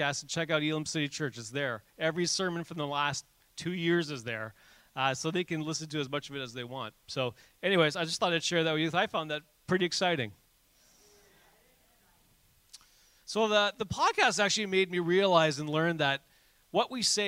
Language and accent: English; Canada; we're Canadian